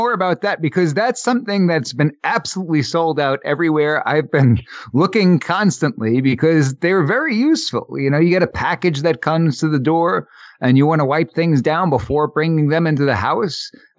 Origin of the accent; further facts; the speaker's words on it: New York, United States; We're from New York